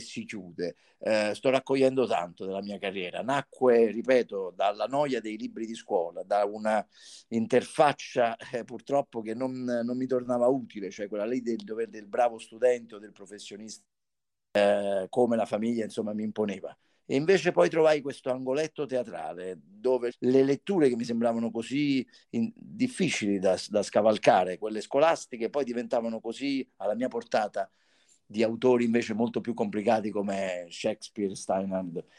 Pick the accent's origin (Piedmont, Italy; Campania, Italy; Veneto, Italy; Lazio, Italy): Campania, Italy; Salerno; la mia Salerno, perché comunque sono da Salerno